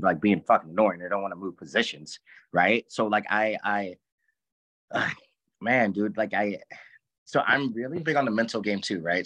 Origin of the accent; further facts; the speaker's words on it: Ferguson, Missouri, United States; also born or lived in California / St. Louis, Missouri; I grew up in Ferguson as well